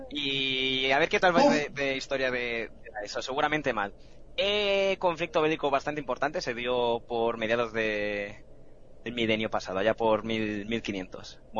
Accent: Fuenlabrada, Community of Madrid, Spain; es verdad, yo soy de Fuenla.

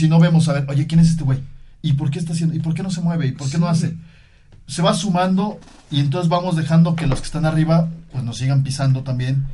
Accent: Mexico; nosotros como mismos mexicanos

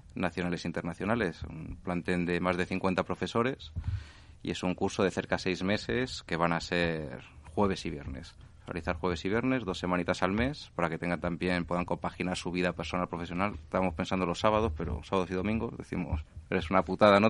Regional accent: Spain; somos españoles

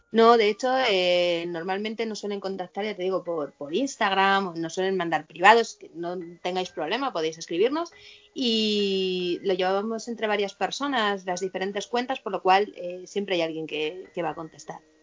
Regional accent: Madrid, Community of Madrid, Spain; yo soy de Madrid

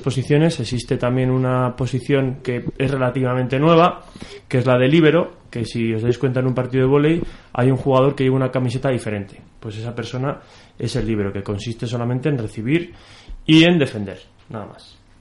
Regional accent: Soria, Castile and León, Spain; yo soy de Soria

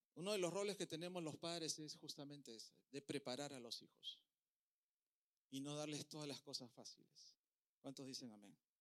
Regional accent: Peru; now in Puerto Rico; Yo soy de Perú, en Perú comemos muy bien

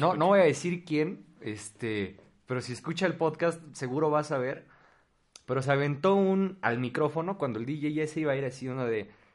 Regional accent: State of Mexico, Mexico; los dos somos del Estado de México

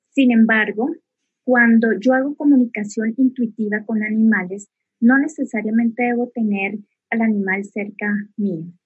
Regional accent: Bogotá, Colombia; also born or lived in Neiva; Bogotá. Y, bueno, prácticamente me considero más, más bogotana porque he vivido mayor parte de mi vida aquí en Bogotá.

